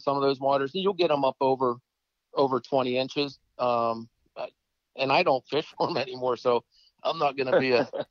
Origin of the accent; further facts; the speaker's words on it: Clarion County, Pennsylvania, United States; moved away as an adult; also born or lived in Penn State area, Pennsylvania; I grew up in Clarion County, near the Allegheny River.